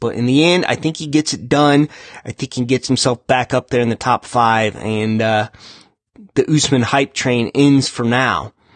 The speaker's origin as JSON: {"language": "English", "country": "United States", "tie": "born or raised there", "said": "I, was near my hometown"}